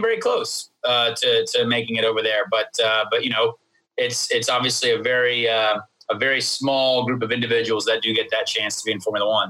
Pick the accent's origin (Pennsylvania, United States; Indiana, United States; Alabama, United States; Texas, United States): Indiana, United States; Indianapolis; I grew up in Indianapolis, and my dad was Irish